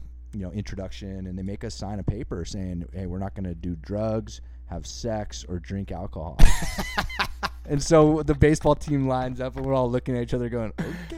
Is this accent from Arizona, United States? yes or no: no; Santa Cruz, California, United States; moved away as an adult; also born or lived in Oklahoma; I grew up in Santa Cruz. I was born and raised in Santa Cruz, California.